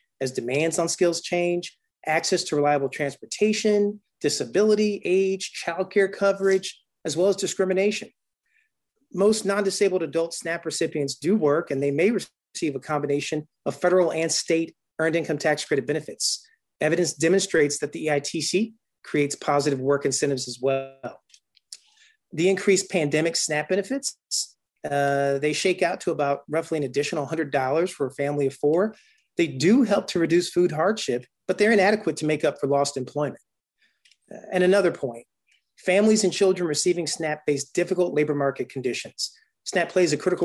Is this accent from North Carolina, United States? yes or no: yes; Durham, North Carolina, United States; now in Montgomery County, Maryland, United States; from my own hometown where I grew up in Durham, North Carolina